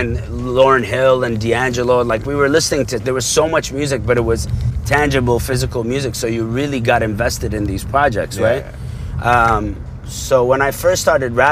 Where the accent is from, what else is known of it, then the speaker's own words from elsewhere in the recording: Abu Dhabi, United Arab Emirates; also born or lived in Dubai; now in Canada; growing up in Abu Dhabi, you're not told to be political or have a political opinion